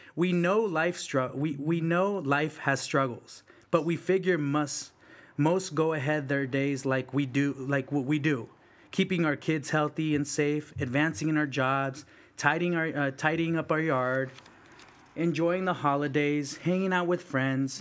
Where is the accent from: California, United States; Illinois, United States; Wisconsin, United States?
California, United States; South San Francisco; English is a second language; also born or lived in El Salvador / Mission District, San Francisco; folks that I grew up with in South City